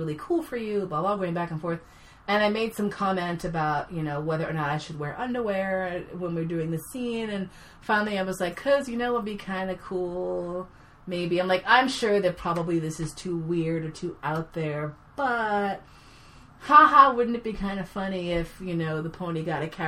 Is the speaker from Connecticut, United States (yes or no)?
no; New York City, New York, United States; I grew up here in New York City.